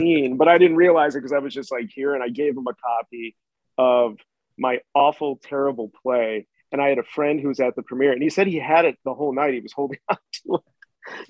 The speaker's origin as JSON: {"language": "English", "town": "Chicago", "region": "Illinois", "country": "United States", "said": "I'm like from the South Side of Chicago"}